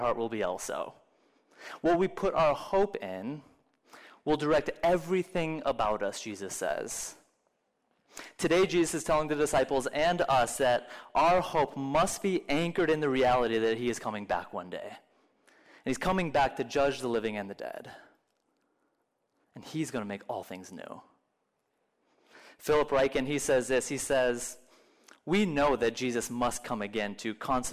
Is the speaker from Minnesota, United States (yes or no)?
yes; Minnesota, United States; moved away as an adult; also born or lived in Florida; I grew up in Minnesota, and I lived in Florida for a while